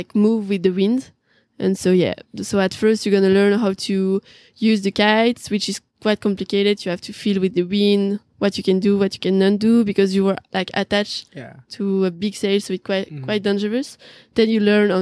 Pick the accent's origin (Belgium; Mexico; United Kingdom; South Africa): Belgium; English is a second language; Actually, so I'm from Belgium. I speak French